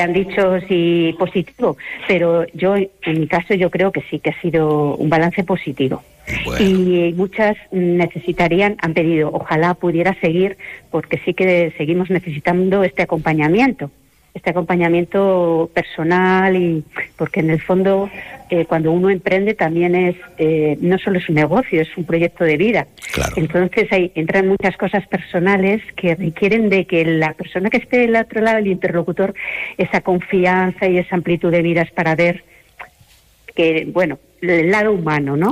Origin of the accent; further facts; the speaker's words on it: Madrid, Community of Madrid, Spain; moved away as an adult; now in Palencia, Spain; soy de Madrid, pero es que hace ya 30 años que vine aquí